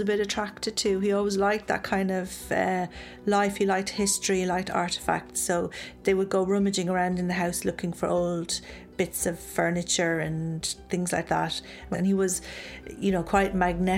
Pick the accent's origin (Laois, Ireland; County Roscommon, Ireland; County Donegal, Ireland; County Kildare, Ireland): Laois, Ireland; Mountmellick; when I grew up in Metmelick.